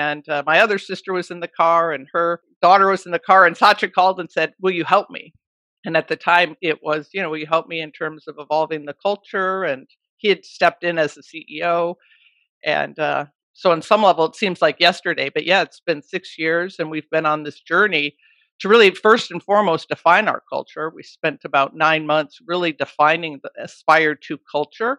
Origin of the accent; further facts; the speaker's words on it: Brookfield, Wisconsin, United States; now in Seattle, United States; I grew up in Brookfield, Wisconsin